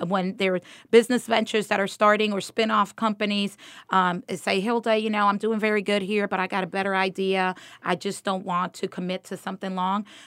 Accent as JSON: {"language": "English", "town": "Miami", "region": "Florida", "country": "United States", "tie": "born or raised there", "also_born_or_lived": "Dominican Republic", "moved": "as an adult", "lives_now": "Georgia, United States"}